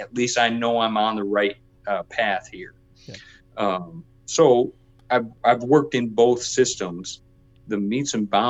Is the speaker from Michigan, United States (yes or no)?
yes; Michigan, United States; growing up in Michigan, I remember, you know, going through cornfields with my dad and finding section corners